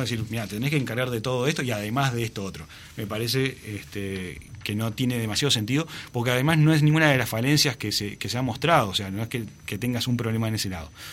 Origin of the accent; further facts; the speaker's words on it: Uruguay; como uruguayos